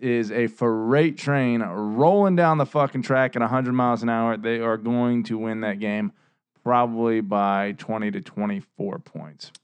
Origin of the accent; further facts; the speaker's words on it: Virginia, United States; we're from Virginia